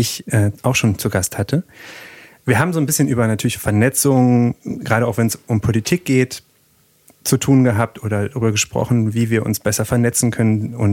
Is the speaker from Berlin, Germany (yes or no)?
yes; Berlin, Germany; also born or lived in Silicon Valley, United States; Geboren und aufgewachsen in Berlin-Köpenick, ehemalige Hochleistungssportlerin, Columbia-Studentin und Silicon Valley-Bewohnerin